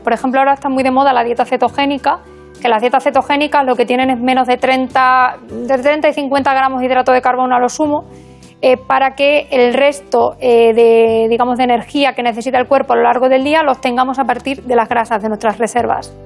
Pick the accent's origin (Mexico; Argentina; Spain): Spain; Burgos, Castile and León; also born or lived in Extremadura / Badajoz; now in A Coruña, Spain; yo soy extremeña. Aunque no lo parezca, me crié en Burgos. Eh, pero soy extremeña de, nacimiento.